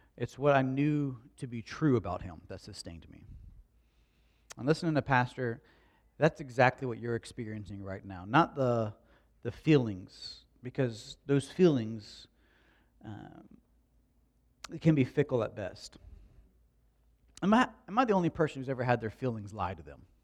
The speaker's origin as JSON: {"language": "English", "town": "Slapout", "country": "United States", "tie": "born or raised there", "said": "I grew up in Slap Out"}